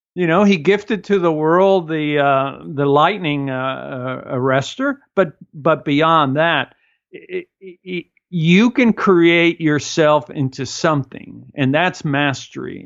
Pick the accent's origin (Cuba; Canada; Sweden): Cuba; moved away; I come from Cuba, and in Cuba, we stand very close to each other